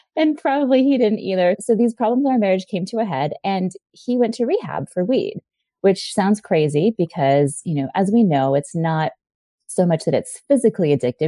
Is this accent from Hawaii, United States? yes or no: yes; Hawaii, United States; I grew up in Hawaii